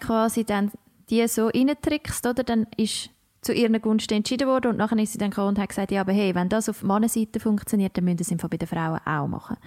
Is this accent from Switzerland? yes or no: yes; Switzerland; accent: Swiss German; unseren Dialekt mega herzig finden